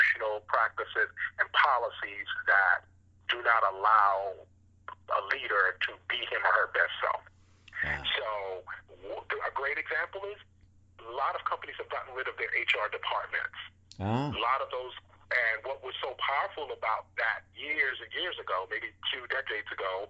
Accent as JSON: {"language": "English", "town": "New York City", "region": "New York", "country": "United States", "tie": "born or raised there", "said": "I grew up in Brooklyn, New York"}